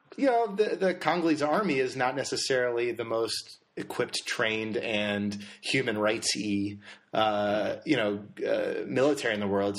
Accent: Connecticut, United States; I grew up in Connecticut

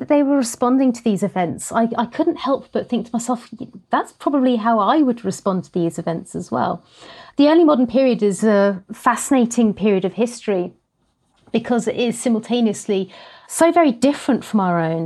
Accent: Norfolk, East of England, United Kingdom; also born or lived in Isle of Sheppey, Kent; I moved to Norfolk with my family when I was three, um, and have lived in the small market town ever since.

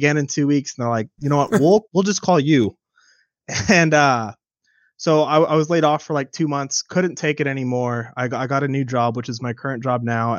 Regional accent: California, United States

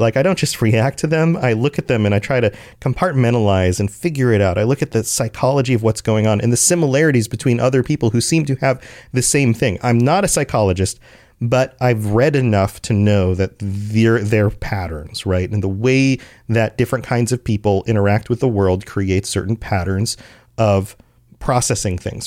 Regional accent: United States; as an American

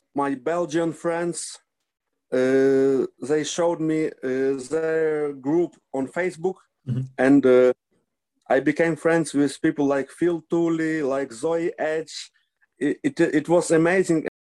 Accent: Lviv, Lviv Oblast, Ukraine; English is a second language; also born or lived in Obroshyne; I was born in Lviv. Uh, I spent uh, 26 years of my life in Lviv

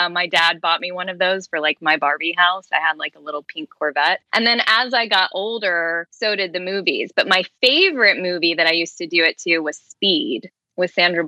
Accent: Lexington, Kentucky, United States; Growing up in Lexington, of course, go big blue, right?

